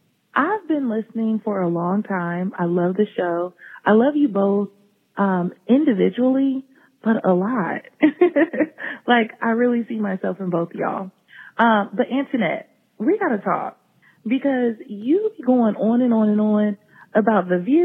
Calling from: Columbus, Ohio, United States; I'm from Columbus, Ohio.

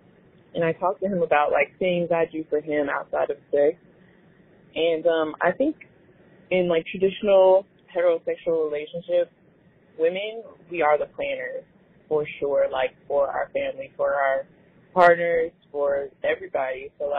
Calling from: Atlanta, Georgia, United States; I'm calling from Atlanta.

